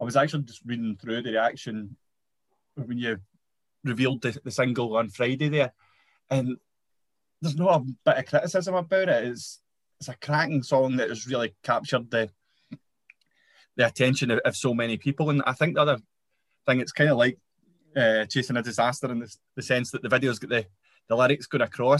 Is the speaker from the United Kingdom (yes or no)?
yes; Motherwell, Scotland, United Kingdom; growing up in Motherwell myself